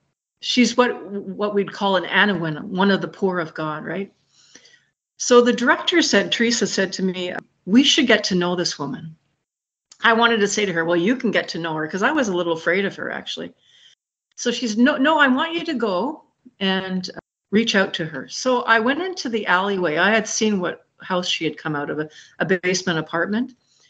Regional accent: Ireland; I told you this before, I'm Irish and I'm a storyteller, so I have a lot of stories.

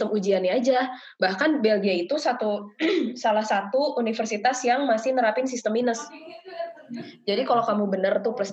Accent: Indonesia; karena aku gede di Indo yang dimana semuanya tuh terasa cepat bahkan orang-orang pun menikah di usia 20-an

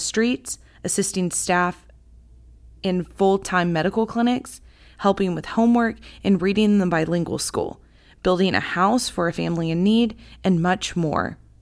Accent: Gunter, Texas, United States; also born or lived in Houston, Texas; my hometown

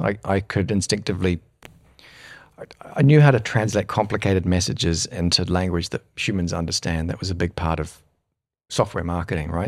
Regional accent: New Zealand; moved away as an adult; also born or lived in United Kingdom; when I grew up in New Zealand

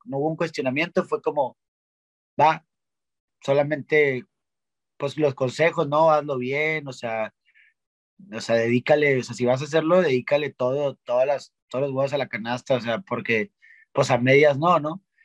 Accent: Monterrey, Nuevo León, Mexico; siendo regio

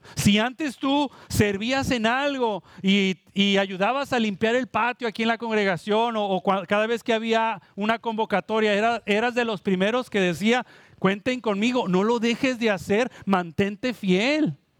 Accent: Mexico; now in Puerto Rico; Yo vengo de México

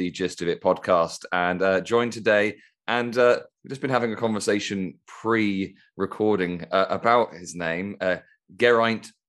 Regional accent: Toulouse, Occitania, France; That's correct. I'm from Toulouse.

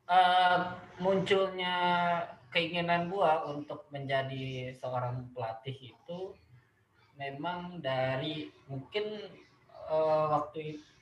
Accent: Depok, West Java, Indonesia; gue gue besar di sini, gue besar

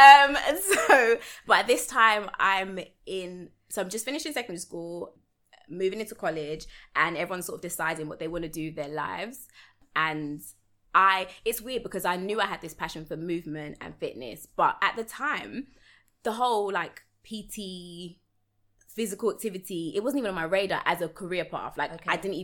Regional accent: London, United Kingdom; we moved from South London to East London, and I joined the basketball club.

